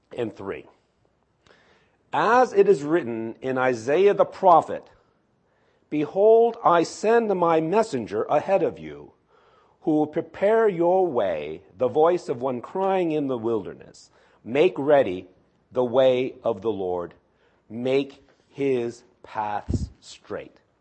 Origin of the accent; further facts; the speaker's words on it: New York City, New York, United States; moved away; I was born in New York City, too.